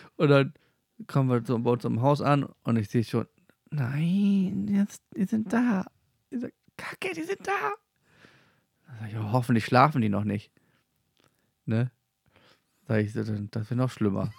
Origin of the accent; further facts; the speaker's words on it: Germany; aus Klein-Mickelsen